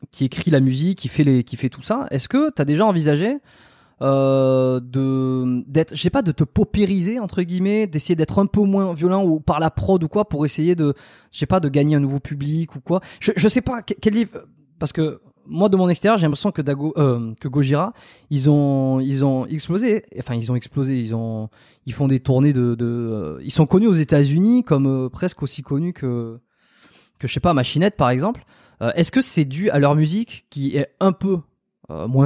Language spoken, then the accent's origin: French; Landes, Nouvelle-Aquitaine, France; je viens des Landes.